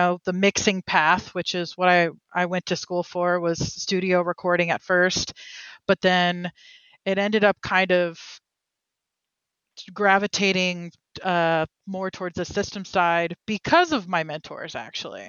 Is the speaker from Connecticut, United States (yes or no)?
no; Oakland, California, United States; now in Berkeley, United States; I'm from Oakland, California